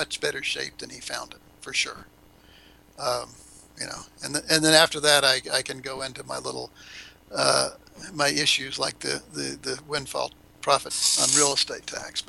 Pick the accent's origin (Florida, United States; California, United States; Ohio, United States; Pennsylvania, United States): Florida, United States; moved away as an adult; also born or lived in Tallahassee, Florida; now in Cuenca, Ecuador; I'm from Florida